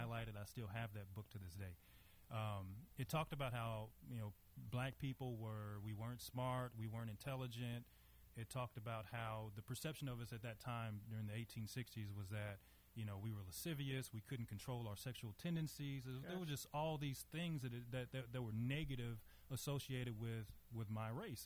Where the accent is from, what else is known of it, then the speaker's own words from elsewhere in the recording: Monroe, Louisiana, United States; now in Dallas, United States; I am from Louisiana, born and raised there. Um, you know, as far as my childhood was concerned, you know, me coming from from Monroe, Louisiana